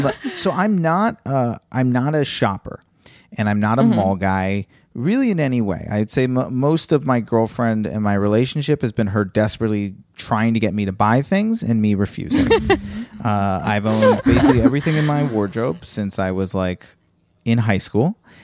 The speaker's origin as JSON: {"language": "English", "region": "Virginia", "country": "United States", "tie": "born or raised there", "moved": "yes", "said": "you're talking to a kid who went to Virginia Public School."}